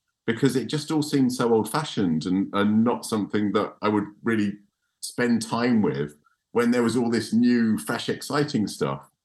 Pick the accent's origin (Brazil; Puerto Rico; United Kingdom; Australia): United Kingdom; Chelmsford, East of England; I grew up in Chelmsford in Essex